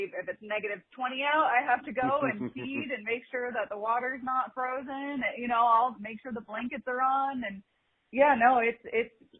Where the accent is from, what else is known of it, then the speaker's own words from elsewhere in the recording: Chicago, Illinois, United States; moved away; I come from Chicago